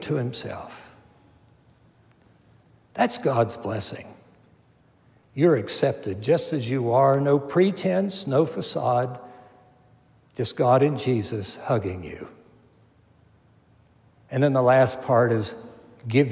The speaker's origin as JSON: {"language": "English", "town": "Milton", "region": "West Virginia", "country": "United States", "tie": "born or raised there", "said": "our home where I grew up in Milton, West Virginia"}